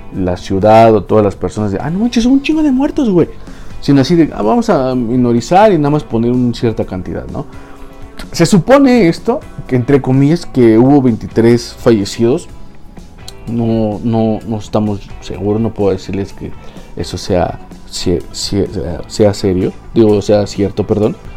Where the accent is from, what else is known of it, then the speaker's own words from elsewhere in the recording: Mexico; aquí en, en mi país